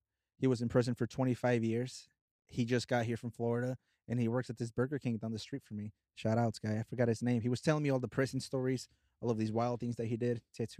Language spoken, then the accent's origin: English; Mexico; now in United States; I'm from Mexico. I was born and raised in Mexico. Uh-huh. I came here. I crossed the border. I'm as Mexican as I can get.